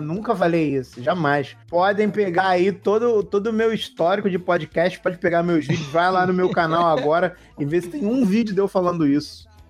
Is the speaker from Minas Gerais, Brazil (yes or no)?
no; Rio de Janeiro, Brazil; eu sou carioca